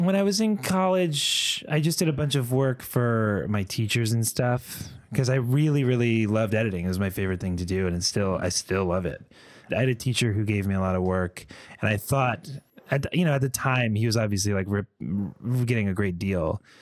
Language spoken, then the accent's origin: English; Connecticut, United States; moved away as an adult; also born or lived in Boston / New York City; I grew up in Connecticut